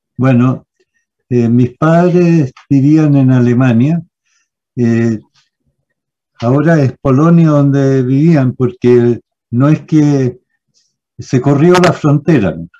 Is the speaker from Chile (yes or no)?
yes; Santiago, Santiago Metropolitan Region, Chile; me fui al Manuel de Sala